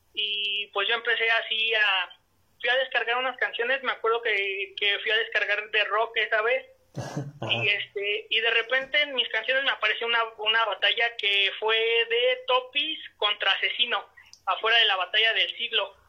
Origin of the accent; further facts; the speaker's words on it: Toluca, State of Mexico, Mexico; yo soy del estado de México este de la ciudad de Toluca